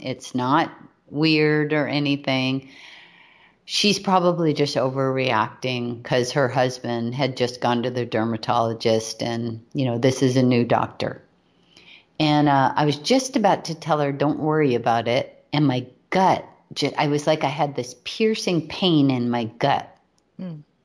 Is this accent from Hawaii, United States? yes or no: yes; Hawaii, United States; We were raised in Hawaii